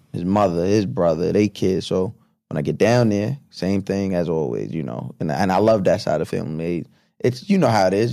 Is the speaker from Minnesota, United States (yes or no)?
no; Long Island, New York, United States; growing up on Long Island, after my mom and my dad married